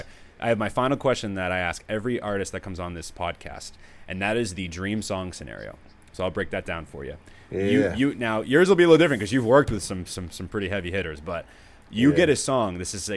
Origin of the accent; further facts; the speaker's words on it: Danvers, Massachusetts, United States; also born or lived in Medford / Framingham; I grew up in Danvers.